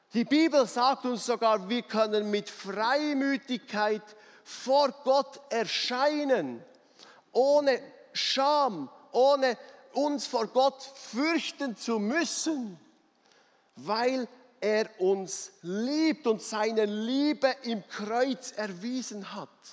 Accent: Bernese Oberland, Switzerland; ich als Berner Oberländer

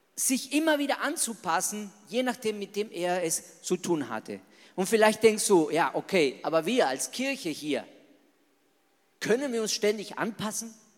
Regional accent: Argentina; German is a second language; moved away as an adult; now in Germany; Also ich bin ein echter Latino, ich bin ein echter Argentinier

